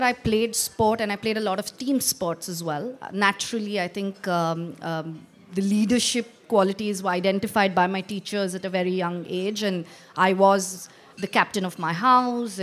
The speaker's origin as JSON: {"language": "English", "town": "Bangalore", "region": "Karnataka", "country": "India", "tie": "born or raised there", "also_born_or_lived": "Coorg", "said": "I lived and I was born in Bangalore, again, south of India"}